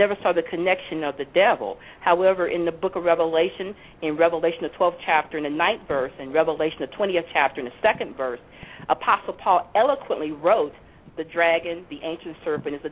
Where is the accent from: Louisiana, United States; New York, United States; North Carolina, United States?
Louisiana, United States; also born or lived in Ohio; my home state of Louisiana